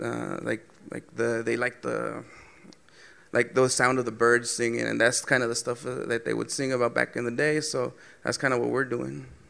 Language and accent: English; Southern California, United States; we're from Southern California. We grew up in the 90s